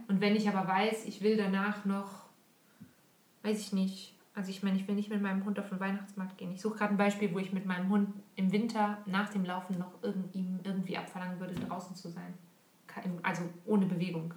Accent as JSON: {"language": "German", "area": "Monschau area", "region": "North Rhine-Westphalia", "country": "Germany", "moved": "yes", "lives_now": "Switzerland", "said": "Monschau-Marathon ist ein relativ bekannter Lauf in der Ecke, wo ich herkomme"}